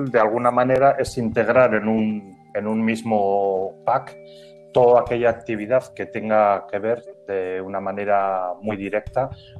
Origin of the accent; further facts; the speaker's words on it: San Sebastian, Basque Country, Spain; also born or lived in Murcia; now in Las Palmas de Gran Canaria, Spain; aunque yo soy oriundo del País Vasco, de San Sebastián concretamente.